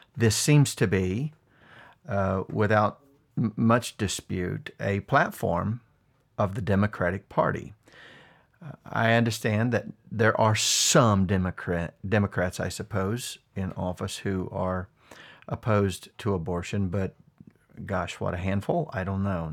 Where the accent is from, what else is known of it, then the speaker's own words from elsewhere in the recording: United States; This is my home. I was born here